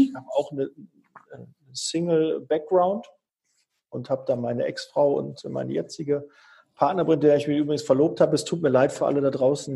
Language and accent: German; Bochum, North Rhine-Westphalia, Germany; moved away; ich komme ja ursprünglich aus Bochum